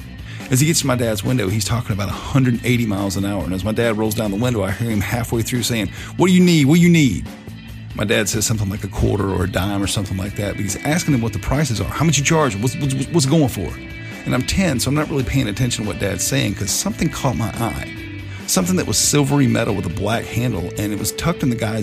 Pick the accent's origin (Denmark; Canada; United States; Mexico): United States; the South; I'm from the South. I've lived here my entire life